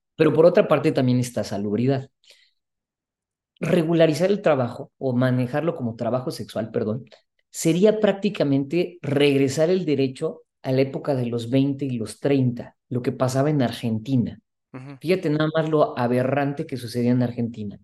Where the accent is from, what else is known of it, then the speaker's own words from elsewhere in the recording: Mexico; como mexicanos y mexicanas